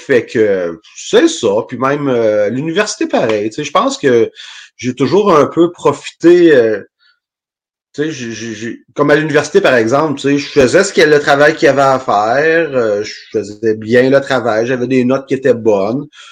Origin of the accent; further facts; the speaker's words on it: Rimouski, Quebec, Canada; also born or lived in Western Canada; Originaire de Rimouski, j'ai resté là jusqu'à mes 20 ans environ.